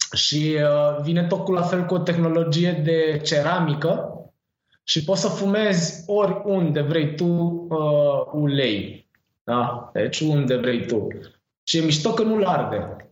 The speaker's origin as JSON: {"language": "Romanian", "town": "Târgoviște", "region": "Dâmbovița County", "country": "Romania", "tie": "born or raised there", "also_born_or_lived": "Catalonia, Spain", "moved": "yes", "lives_now": "Spain", "said": "m-am născut în Târgoviște"}